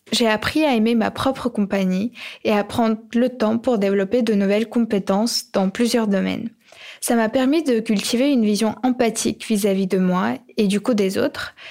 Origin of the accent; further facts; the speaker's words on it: Ukraine; J'ai grandi en Ukraine et lorsque j'avais 9-10 ans